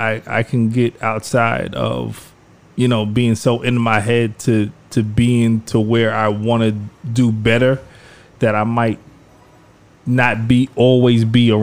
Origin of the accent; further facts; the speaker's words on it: Lakeview, New York, United States; moved away as an adult; also born or lived in Queens / Brooklyn / Harlem; growing up in Lakeview and then, you know, moving and buying a house in Queens and then moving to Brooklyn and then moving to Harlem